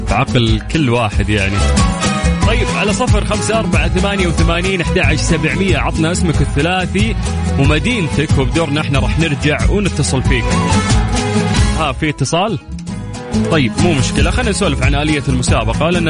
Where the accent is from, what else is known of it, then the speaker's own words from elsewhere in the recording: Mecca, Makkah Province, Saudi Arabia; أنا من مكة من مكة مكة حقنا